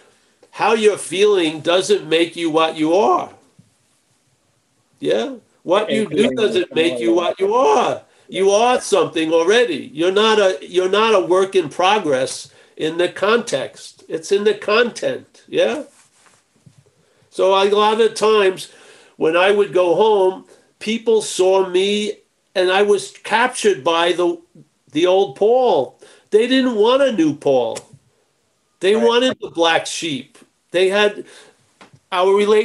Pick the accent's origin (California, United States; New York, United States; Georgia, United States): New York, United States; Long Island; moved away; I grew up in Long Island